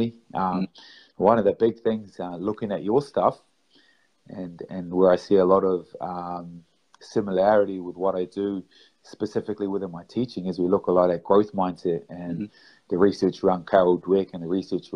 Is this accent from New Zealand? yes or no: yes; New Zealand; I'm from New Zealand